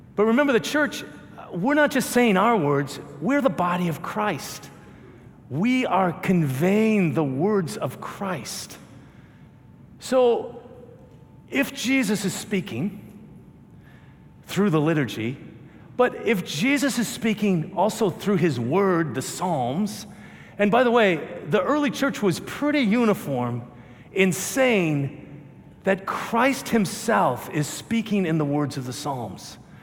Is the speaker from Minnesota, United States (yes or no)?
yes; Minnesota, United States; I'm from Minnesota